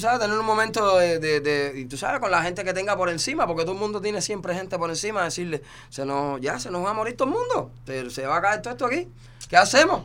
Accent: Cuba; now in Miami, United States

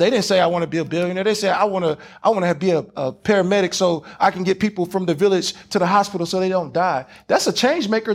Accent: Louisiana, Houston, Texas, the South, United States; accent: Southern; I'm not from LA. I'm from Louisiana, Houston, Texas

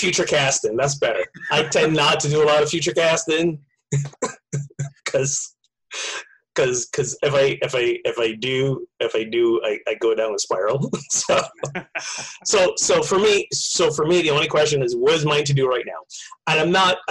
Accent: Barbados; moved away; I grew up in Barbados

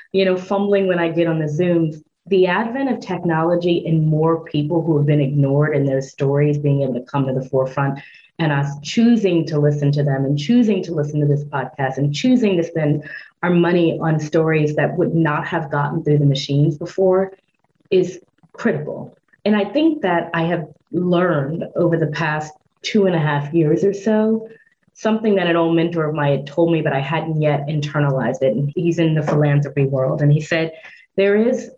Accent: Louisiana, United States; moved away; as a Black woman growing up in Louisiana

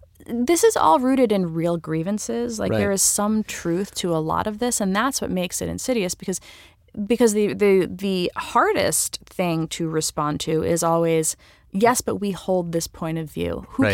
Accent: New York, United States; I mean, I'm a New Yorker. I have New York pride, right?

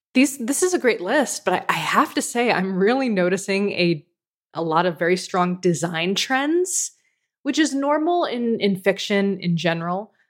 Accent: United States; now in Canada; as an American living in Canada

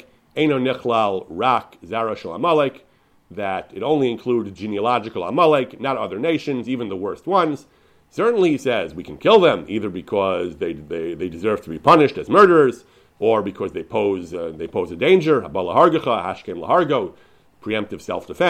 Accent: United States; I grew up in the American Litvish yeshiva world

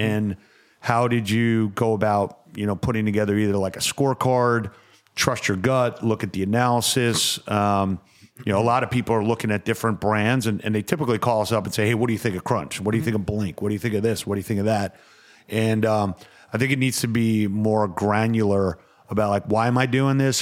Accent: Westbury, New York, United States; I am from Westbury.

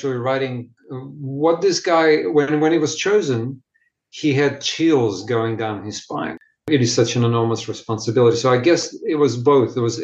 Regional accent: Ukraine; English is a second language; also born or lived in Russia; now in Australia; I was born in Ukraine, sixth generation of Russian Jewish background

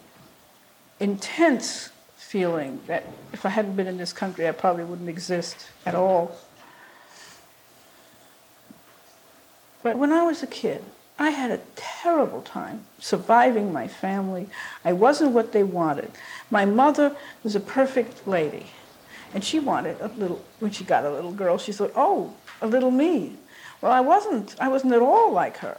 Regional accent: New York, United States; moved away as an adult; also born or lived in Merrick, New York; now in Boston, United States; In Flower Fifth Avenue Hospital in New York

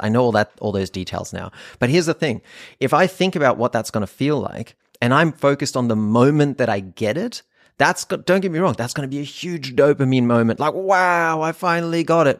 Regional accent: North Rhine-Westphalia, Germany; moved away; I grew up in Germany in a random little town in Nordrhein-Westfalen

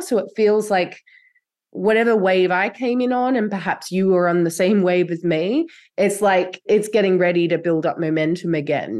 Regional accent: Australia; now in Europe; My ancestry is like from here in Europe, which I actually now live. I grew up in Australia

